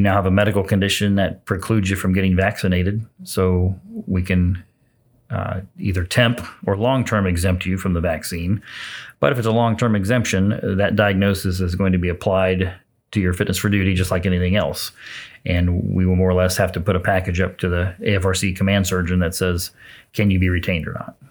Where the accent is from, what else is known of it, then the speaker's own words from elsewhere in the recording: Jasonville, Indiana, United States; now in Lafayette, United States; Southern Indiana's home, a little town called Jasonville